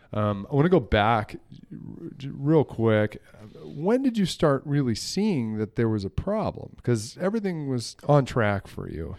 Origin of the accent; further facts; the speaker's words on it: New England, United States; I grew up in New England